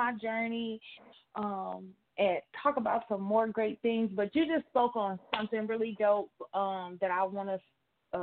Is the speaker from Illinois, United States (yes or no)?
yes; Chicago, Illinois, United States; That is where I'm from, the Chicago nightlife